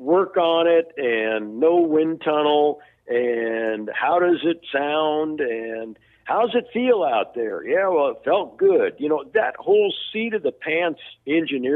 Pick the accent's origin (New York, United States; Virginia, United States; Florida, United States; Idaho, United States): Florida, United States; I was born in Florida, so I'm a Floridian